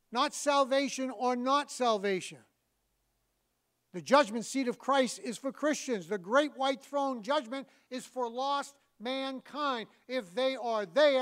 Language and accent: English; New England, United States; I'm from New England